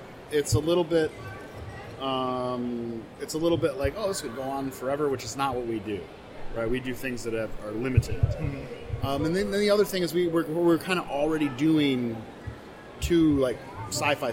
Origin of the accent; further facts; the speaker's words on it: Michigan, United States; I'm from Michigan originally. I grew up here most of my life